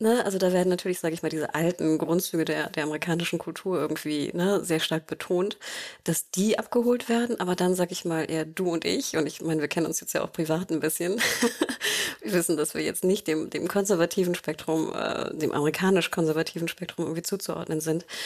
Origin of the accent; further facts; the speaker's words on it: Germany; wir, glaube ich, als Deutsche oder Europäer